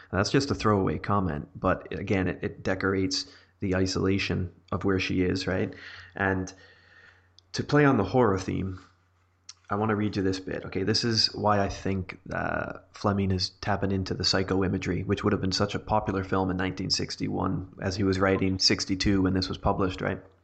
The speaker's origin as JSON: {"language": "English", "country": "Canada", "said": "I am Canadian"}